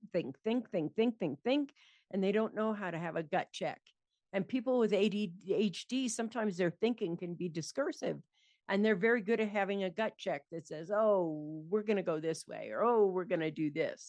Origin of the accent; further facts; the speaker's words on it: San Francisco, California, United States; I grew up in San Francisco in California